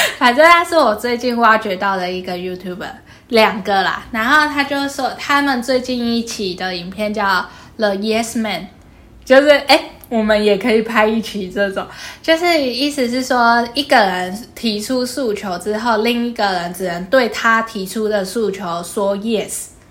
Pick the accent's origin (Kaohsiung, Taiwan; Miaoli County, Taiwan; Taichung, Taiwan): Kaohsiung, Taiwan; 我阿祖是嘉义人，所以我既是高雄人，又是好，嘉义人